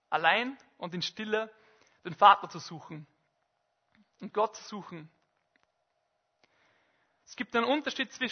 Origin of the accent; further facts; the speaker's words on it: Bad Goisern, Upper Austria, Austria; in Bad Gäusern, in meinem Heimatort, ähm, am Saarstein, in einer Almhütte